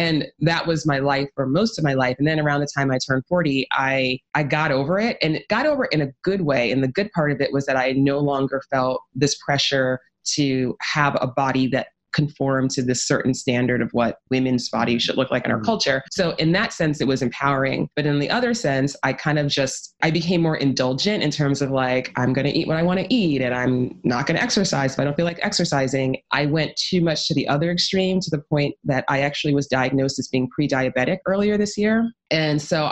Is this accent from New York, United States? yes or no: yes; New York City, New York, United States; I actually grew up in New York City